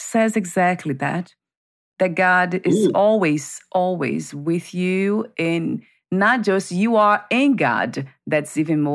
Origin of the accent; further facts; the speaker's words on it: Brazil; moved away; I grew up in Brazil